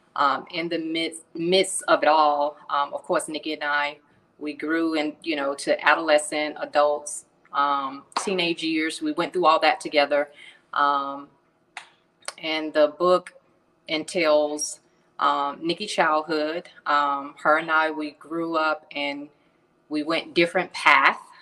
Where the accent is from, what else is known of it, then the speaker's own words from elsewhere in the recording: Atlanta, Georgia, United States; I'm originally from Atlanta